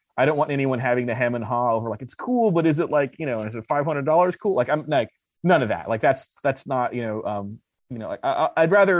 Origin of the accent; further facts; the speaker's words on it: Los Angeles, California, United States; now in Arizona, United States; I'm from LA as well.